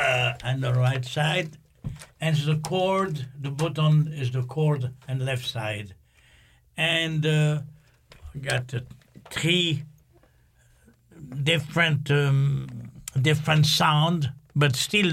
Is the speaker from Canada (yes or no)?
no; France; English is a second language; I'm from France anyway, so most of the people, they hire me because they love to play some French music